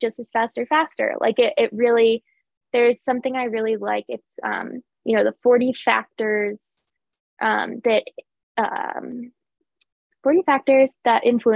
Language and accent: English; Connecticut, United States; I'm from Connecticut